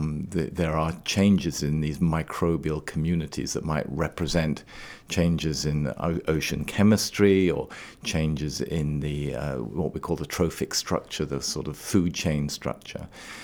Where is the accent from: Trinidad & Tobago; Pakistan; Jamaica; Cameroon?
Trinidad & Tobago; also born or lived in Scotland, United Kingdom; now in Maine, United States; I was born and grew up in the West Indies on the island of Trinidad